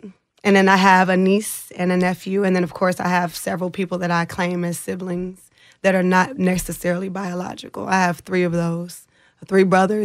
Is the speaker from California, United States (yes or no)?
no; Austin, Texas, United States; also born or lived in Indianapolis; So, of course … I grew up in East Austin, Texas.